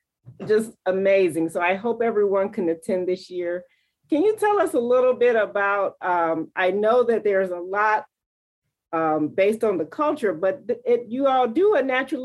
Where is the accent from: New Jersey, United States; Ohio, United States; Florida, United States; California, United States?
Ohio, United States; Cleveland; I grew up in the Glenville community.